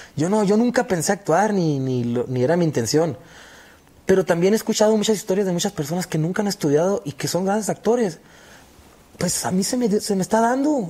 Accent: Hermosillo, Sonora, Mexico; moved away as an adult; now in Los Angeles, United States; Yo soy allá de Hermosillo, Sonora, y hace 10 años yo me fui para, para los Estados Unidos.

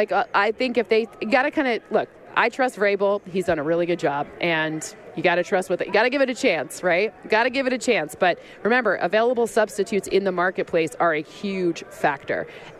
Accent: Michigan, United States; I'm from Michigan. my hometown people will be mad at me.

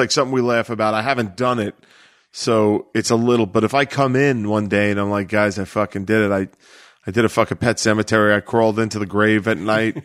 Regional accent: New York City, New York, United States; also born or lived in Brooklyn; I consider myself from Staten Island, but I, but there's no doubt that my obituary would not say Staten Island native. It would say l-, lifelong Staten Islander.

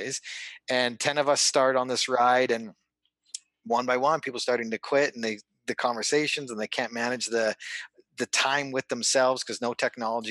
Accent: Calgary, Alberta, Canada; I'm originally from Calgary, Alberta, Canada. Grew up there, freezing cold winters

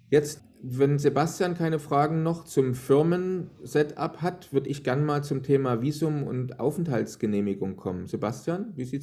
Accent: Germany; Als Deutscher kann

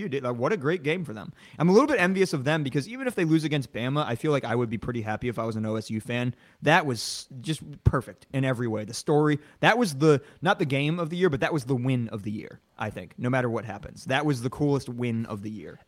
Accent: the South, United States; I'm from the South

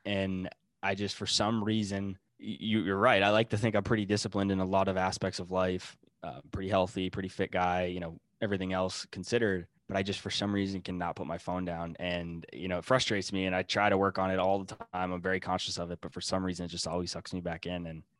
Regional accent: Northeast, United States; I say wicked a lot. I'm from Boston. I'm not from Boston, but I'm from Northeast. We say wicked.

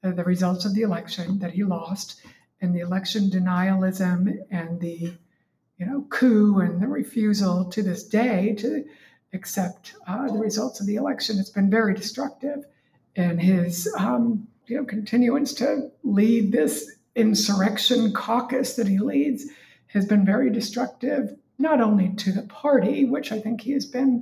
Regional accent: Massachusetts, United States; moved away as an adult; also born or lived in Vermont / Washington, D.C.; now in Virginia, United States; I'm from Massachusetts.

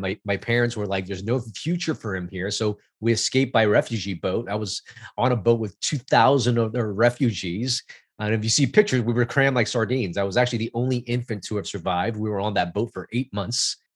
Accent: Los Angeles, California, United States; I grew up in Chinatown, L A, which is, which was a immigrant neighborhood

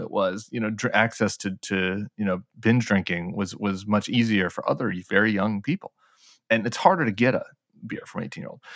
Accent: Colorado, United States; in Colorado, in my home state

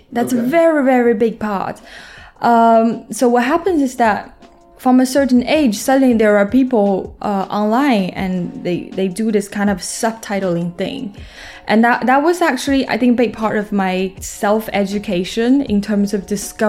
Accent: Shanxi, China; now in Shanghai, China; I'm from Shanxi. Mm-hmm. Shanxi, so that province is just a little bit under Beijing. Very small city, tier 5.

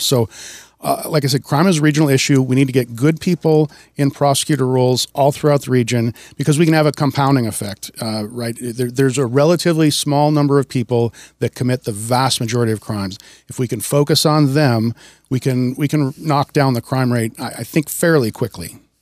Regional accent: Wisconsin, United States; moved away as an adult; also born or lived in Washington; now in Snohomish County, United States; I grew up in Wisconsin. I moved out to Washington in 1996.

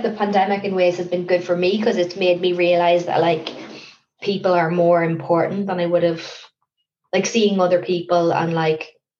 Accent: Ireland; now in London, United Kingdom; I think you can, like, there are certain things you can get away with as an Irish person.

